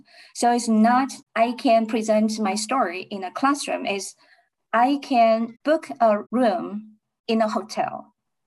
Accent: China; now in Nebraska, United States; I came from China

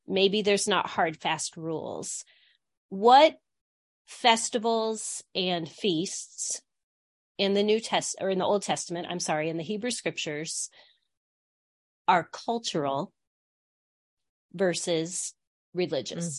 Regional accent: Midwest, United States; also born or lived in Grand Rapids, Michigan; I grew up in a small town in the Midwest

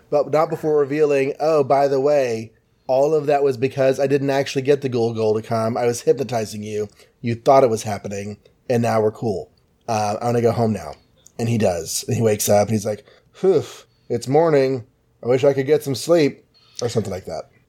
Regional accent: Texas, United States; being Texan.

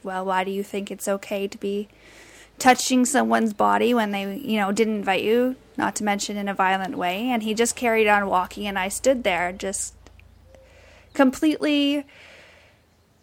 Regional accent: British Columbia, Canada; moved away as an adult; also born or lived in Vancouver; now in Toronto, Canada; I'm from British Columbia. I most recently lived in Vancouver before moving out to Toronto

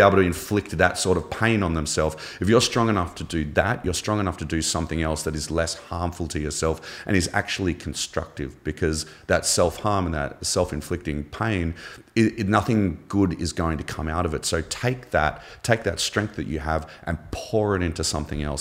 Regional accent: Canberra, Australian Capital Territory, Australia; also born or lived in Melbourne, Victoria; we moved to Canberra. uh, capital of Australia when I was ten. We moved from Melbourne

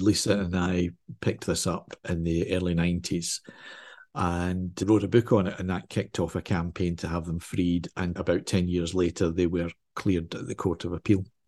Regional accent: Glasgow, Scotland, United Kingdom; because I'm Scottish, because I'm in Scotland

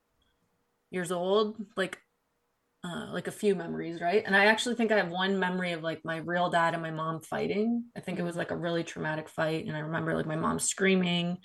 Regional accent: Canada; my mom came to Canada. I'm from Canada

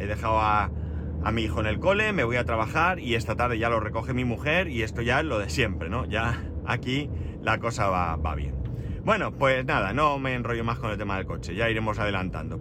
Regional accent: Alicante, Valencian Community, Spain; Pero, ¿pero dónde han nacido? Digo, en Alicante

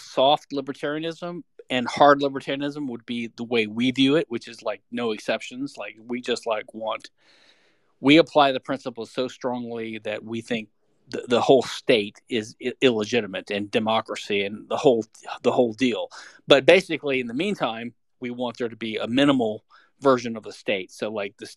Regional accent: Louisiana, United States; now in Houston, United States; I live in Houston, Texas. I'm from Louisiana originally.

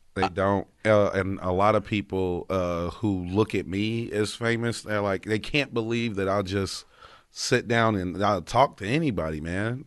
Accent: North Carolina, United States; growing up in North Carolina, most of everybody I know is Republican

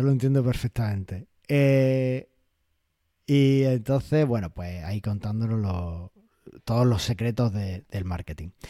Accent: Almería, Andalusia, Spain; Y para los que somos de Almería lo entendemos perfectamente.

